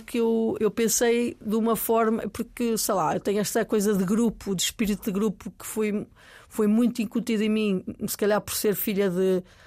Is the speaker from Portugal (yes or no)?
yes; Maia, Norte, Portugal; also born or lived in New York; Eu vinha de um vinha do, da Maia, de, de, uma, de, uma, aldeia onde eu respirava ar puro